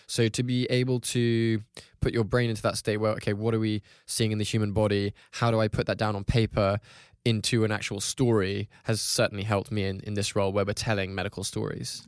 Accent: Hong Kong; I grew up in Hong Kong

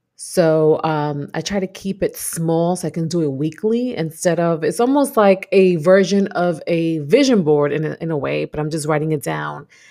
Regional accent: New York City, New York, United States; moved away as an adult; now in Texas, United States; I'm that Brooklyn girl.

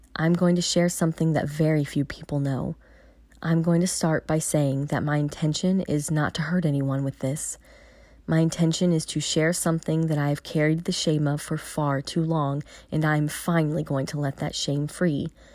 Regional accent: Virginia, United States; moved away as an adult; Moving back to V A is never something I thought I would do. While I'm still adjusting to a new way of life, I have definitely found a rhythm and am truly starting to embrace being back in my hometown

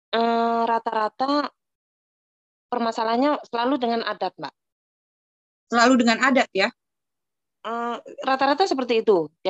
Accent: Java, Indonesia; karena kebetulan saya orang Jawa

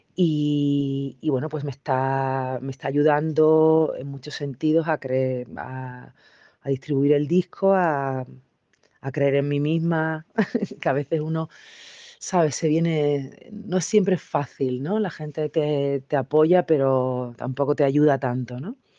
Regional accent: Seville, Andalusia, Spain; moved away as an adult; also born or lived in California / Brazil; soy sevillana

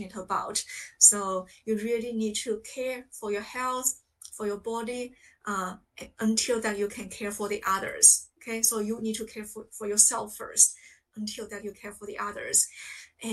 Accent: China; English is a second language; moved away as an adult; now in United Kingdom; I grew up in China.

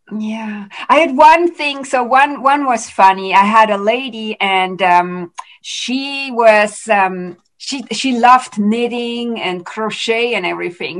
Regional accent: Switzerland; also born or lived in Vancouver, Canada; now in Canada; so I live in Canada, but I'm originally from Switzerland

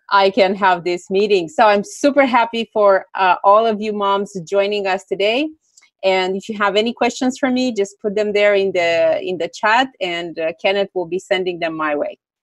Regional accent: Romania; also born or lived in Greece; I'm originally from Romania. Now I mm. live partly, uh, partially in Romania, partially in Greece.

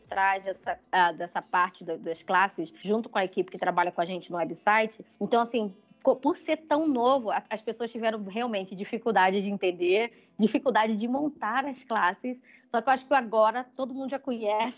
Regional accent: Brazil; moved away as an adult; eu tinha um sotaque e viu que eu era brasileira

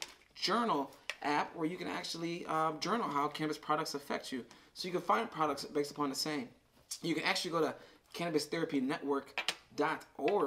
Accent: Michigan, United States; We're from Michigan

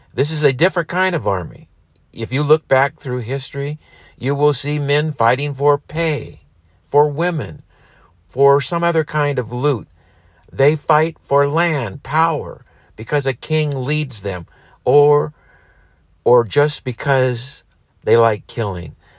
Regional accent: United States; we as Americans

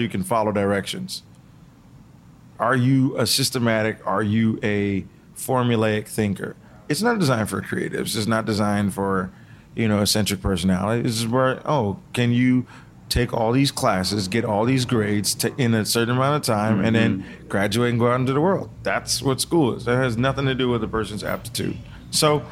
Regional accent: Seattle, Washington, United States; I grew up in Seattle before it became gentrified

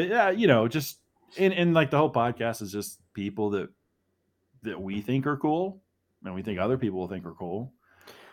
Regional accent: Kentucky, United States; We're from Kentucky

